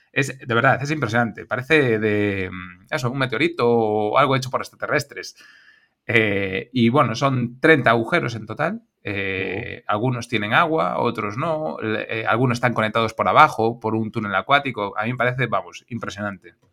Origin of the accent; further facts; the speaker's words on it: Galicia, Spain; Pues el del Miño, por ejemplo, nosotros que somos gallegos, sería un pecado no ir.